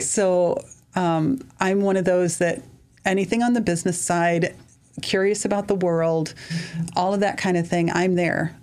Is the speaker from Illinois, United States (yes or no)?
yes; Mount Carroll, Illinois, United States; also born or lived in Lanark, Illinois; now in Sterling, United States; I grew up originally in Mount Carroll in Lanark area, left to go to school